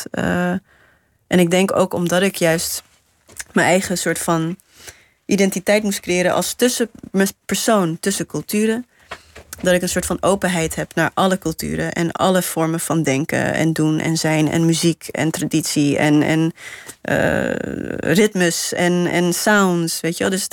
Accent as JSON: {"language": "Dutch", "country": "Namibia", "lives_now": "Netherlands", "said": "als je net nieuw bent, dan zeg je... ja, ik kom uit Namibië. Maar als je er twintig jaar later nog steeds woont... Eh, dan denk je, ja, ik ben, ik ben gewoon van hier."}